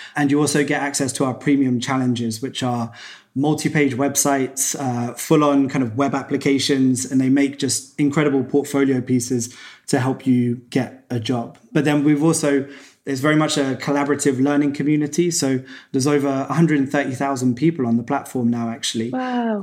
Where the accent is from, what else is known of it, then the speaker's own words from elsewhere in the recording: Cambridge, East of England, United Kingdom; I was back in my hometown, Cambridge in England.